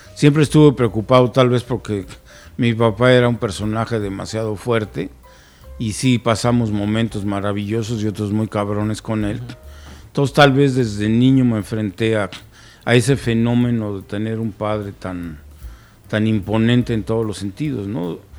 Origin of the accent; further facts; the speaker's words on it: Guanajuato, Mexico; allí en mi tierra